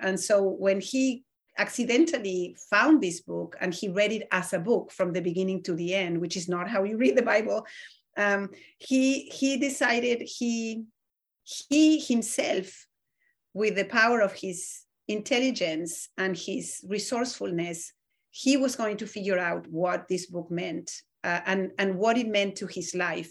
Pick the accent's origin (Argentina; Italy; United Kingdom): Argentina; moved away; I grew up in Argentina, which has one of the largest Jewish communities in Latin America